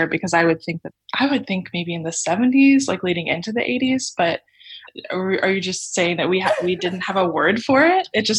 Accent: Texas, United States; So I grew up in Texas, and I remember, I think the first mullet I ever saw in person was in elementary school.

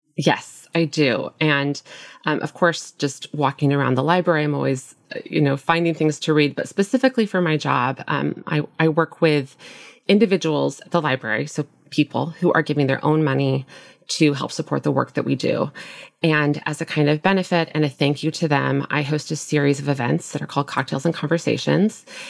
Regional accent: Nebraska, United States; moved away as an adult; also born or lived in Minnesota / Brooklyn, New York; now in New York City, United States; I grew up in the Midwest in a small town in Nebraska, and I moved to New York right after college and, and never left.

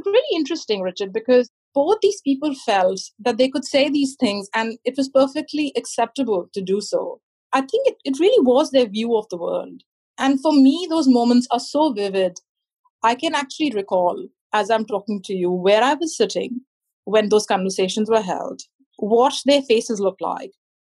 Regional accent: New Zealand; I responded saying, no, I'm not, I'm a Kiwi, which was my way of saying that I am a citizen and I belong.

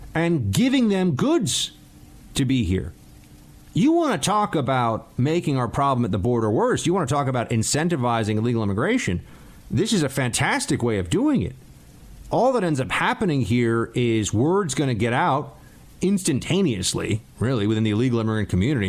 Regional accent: New York City, New York, United States; moved away; my hometown

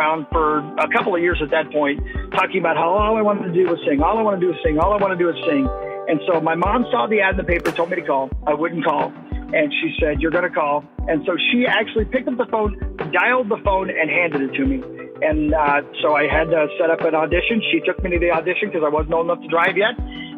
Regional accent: Indiana, United States; I grew up in Indiana

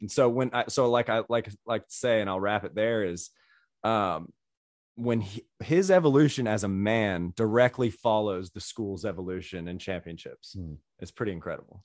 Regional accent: Greenville, South Carolina, United States; I grew up in Greenville, which was kind of dead in the middle of Clemson and Carolina

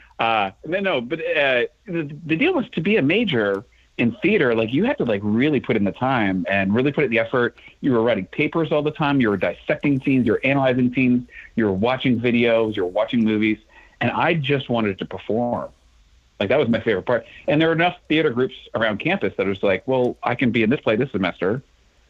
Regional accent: Connecticut, United States; moved away as an adult; also born or lived in Toronto, Ontario, Canada / Worcester, Massachusetts; now in Chicago, United States; I grew up in Connecticut, but I was born in Toronto

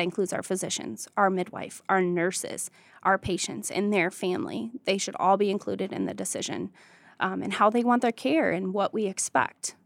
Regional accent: Jonesville, Michigan, United States; I grew up in Jonesville, Michigan.

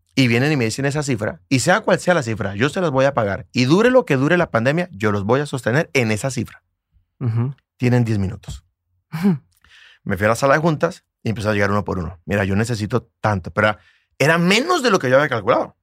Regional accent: Bucaramanga, Santander, Colombia; mi ciudad, Bucaramanga

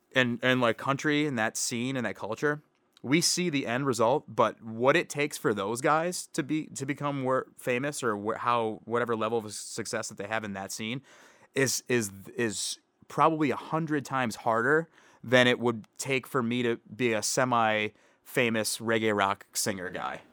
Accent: Canton, Michigan, United States; now in Maryland, United States; I grew up in in Canton. It's like a suburb outside of Detroit

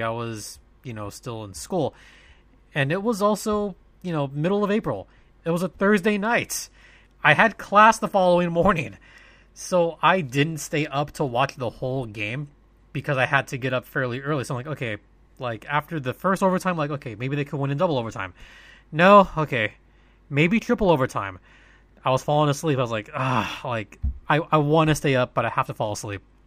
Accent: SoCal, California, United States; born or raised there

